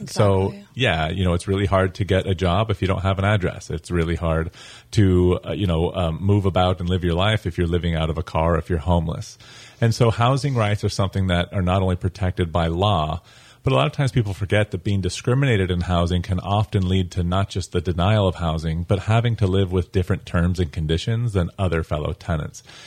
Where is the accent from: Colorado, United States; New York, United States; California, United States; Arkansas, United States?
Colorado, United States; moved away as an adult; now in St. Augustine, United States; I'm originally from Colorado, but I've been in Florida for about 11 years now